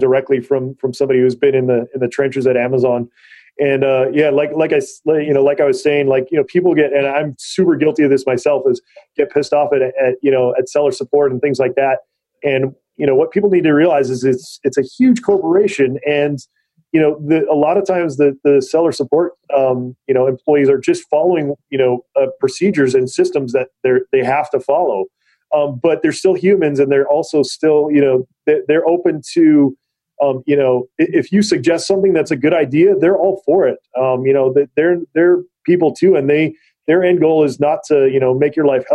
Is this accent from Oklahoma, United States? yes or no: no; Big Island, Hawaii, United States; now in California, United States; I was born and raised in Hawaii